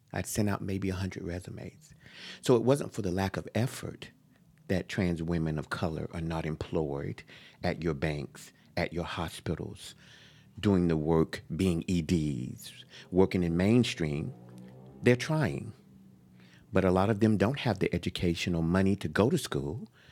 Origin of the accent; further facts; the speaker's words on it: Jacksonville, North Carolina, United States; now in San Francisco, United States; I was born in North Carolina, Jacksonville, a male